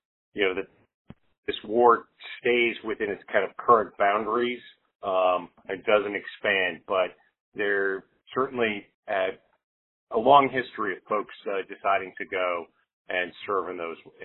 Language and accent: English; Milwaukee, Wisconsin, United States; I grew up in Milwaukee, Wisconsin, not far from Kosciuszko High School